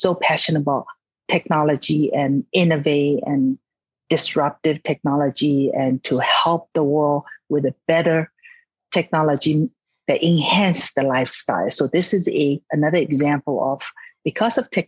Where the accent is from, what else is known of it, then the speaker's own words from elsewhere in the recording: Shanghai, China; moved away; also born or lived in San Francisco, United States; I was born in Shanghai, China, and moved to San Francisco, studied science, math, mathematics